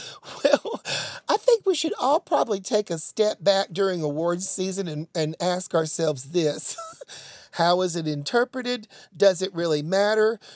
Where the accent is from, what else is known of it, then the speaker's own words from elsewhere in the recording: Tennessee, United States; I sound like Marsha Blackburn, and I am from Tennessee